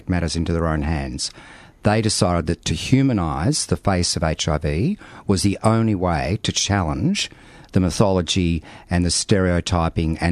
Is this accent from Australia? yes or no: yes; Melbourne, Victoria, Australia; Having been born and bred in Melbourne and Victoria